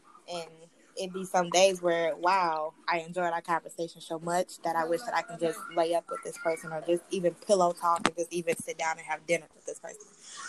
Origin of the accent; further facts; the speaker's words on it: Minneapolis, Minnesota, United States; I am from Minneapolis, Minnesota. Yeah, I'm from Minneapolis, Minnesota. It's super cold here. We have a lot of snow.